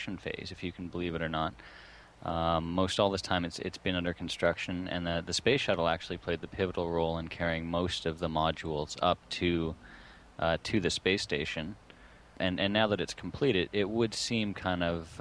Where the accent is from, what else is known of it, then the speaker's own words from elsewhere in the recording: Canada; We're both Canadian